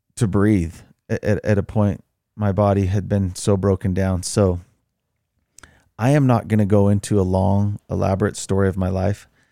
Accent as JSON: {"language": "English", "region": "Utah", "country": "United States", "tie": "born or raised there", "said": "I grew up in Utah."}